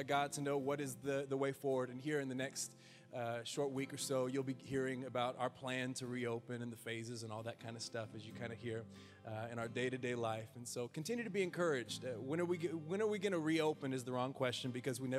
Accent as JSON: {"language": "English", "country": "United States", "said": "us as the American people, as your church"}